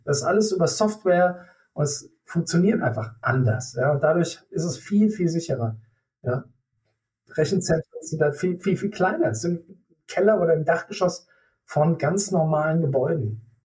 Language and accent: German; Germany; wir als Deutsche